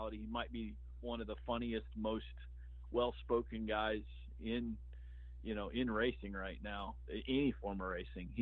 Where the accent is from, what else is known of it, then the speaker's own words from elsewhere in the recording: Midwest, United States; I'm from the Midwest in the U.S.